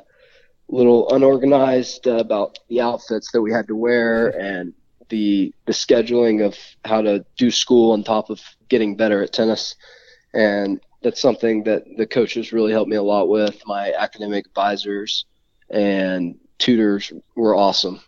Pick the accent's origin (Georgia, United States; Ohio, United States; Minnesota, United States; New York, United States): Georgia, United States; Calhoun; growing up in Calhoun, there's so many Georgia fans